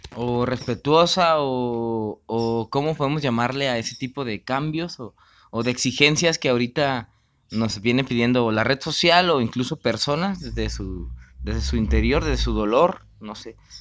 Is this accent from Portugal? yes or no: no; Mexico; como mexicano